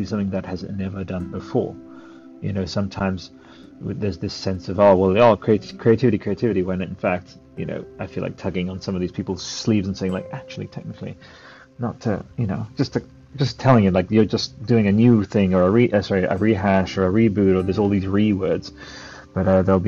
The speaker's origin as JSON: {"language": "English", "country": "Australia", "also_born_or_lived": "Canberra", "said": "I'm Australian. I live in Canberra"}